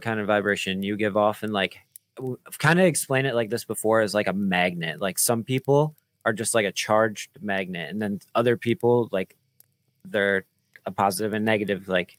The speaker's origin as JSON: {"language": "English", "town": "Muskegon", "region": "Michigan", "country": "United States", "tie": "born or raised there"}